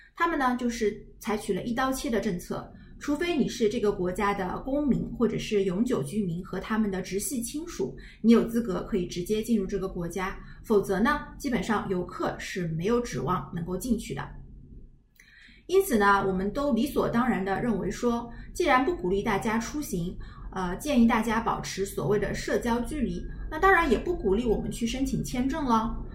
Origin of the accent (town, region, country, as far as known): China